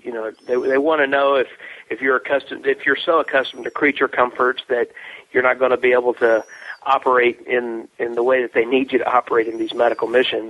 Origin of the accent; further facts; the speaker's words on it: Mexico; other than the fact that I grew up in Mexico. My parents are missionaries. They moved to Mexico when I was about 1.5 years old.